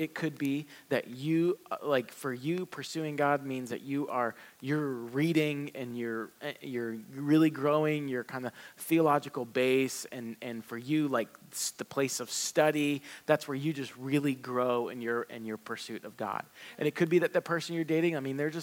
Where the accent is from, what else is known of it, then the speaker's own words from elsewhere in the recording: the South, United States; I grew up in the South